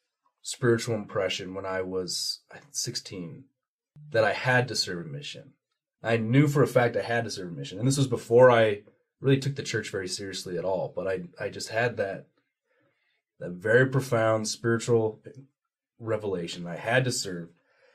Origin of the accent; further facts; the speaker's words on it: Utah, United States; also born or lived in Washington, D.C.; I moved all over. I lived in Utah for most of my childhood, and then I lived out in D.C.